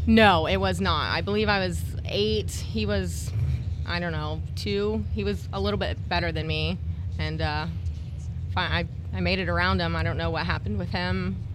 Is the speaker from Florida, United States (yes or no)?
yes; Pinellas Park, Florida, United States; I'm from Pinellas Park, born and raised there.